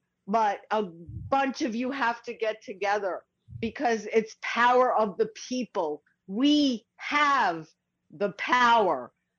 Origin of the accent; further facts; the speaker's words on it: New York City, New York, United States; I grew up in Brooklyn